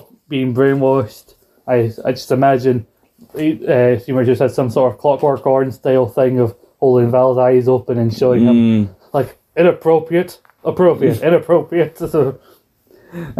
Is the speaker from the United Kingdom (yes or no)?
yes; United Kingdom; as a British person we don't watch, we don't celebrate Thanksgiving